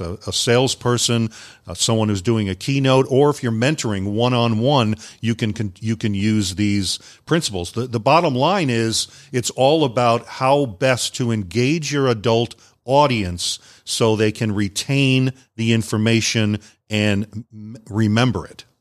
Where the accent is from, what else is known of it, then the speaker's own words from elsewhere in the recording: Long Island, New York, United States; moved away as an adult; also born or lived in Guam; I grew up up on Long Island, New York, and after high school, I went into the military